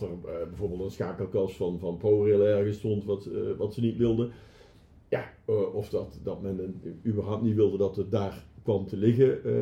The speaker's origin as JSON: {"language": "Dutch", "country": "Netherlands", "said": "als Nederlanders"}